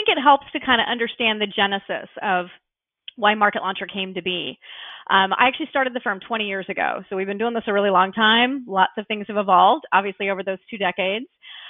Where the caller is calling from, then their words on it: Orlando, Florida, United States; Sure. I'm in Orlando, Florida. So you might be able to see sunshine outside my window.